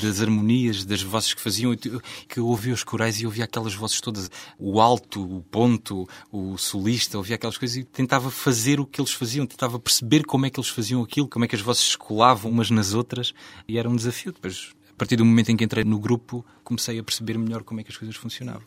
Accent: Beja, Alentejo, Portugal; born or raised there

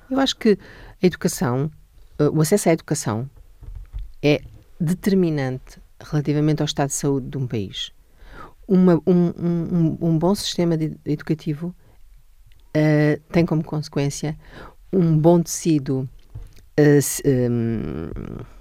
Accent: Almada, Setúbal, Portugal; Eu sou da Almada e gosto muito do subúrbio, é lá que eu vivo

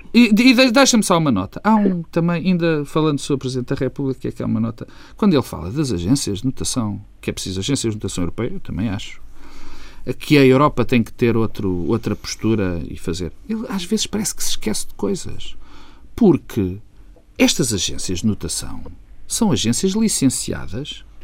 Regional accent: Portugal; como português

